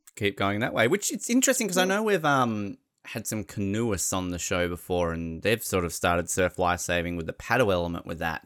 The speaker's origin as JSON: {"language": "English", "country": "Australia", "said": "We're Australian."}